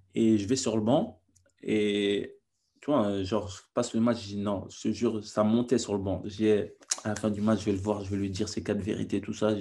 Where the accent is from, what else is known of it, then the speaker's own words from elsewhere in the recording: France; also born or lived in Senegal / Naples, Italy; now in England; je suis français, je parle italien, je suis euh, sénégalais, je parle peul.